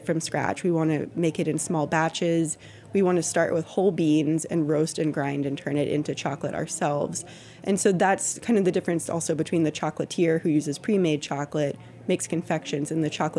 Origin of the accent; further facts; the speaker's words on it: Texas, United States; moved away as an adult; also born or lived in Austin; I'm from Texas